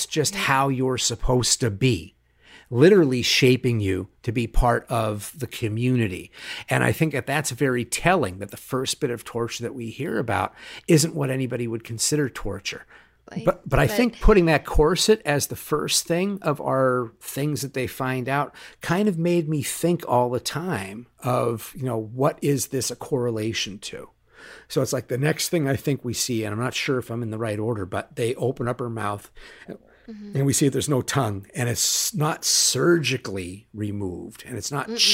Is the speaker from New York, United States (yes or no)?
no; Pennsylvania, United States; accent: Appalachian; moved away; I'm originally from Pennsylvania, so I have a lot of Appalachia that shows up every so often in my conversation